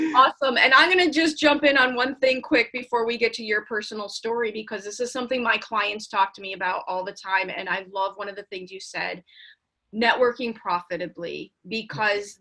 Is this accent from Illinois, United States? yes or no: yes; Chicago, Illinois, United States; So I grew up in Chicago